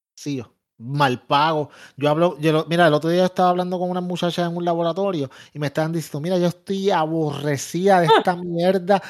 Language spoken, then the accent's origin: Spanish; Puerto Rico; yo que soy puertorriqueño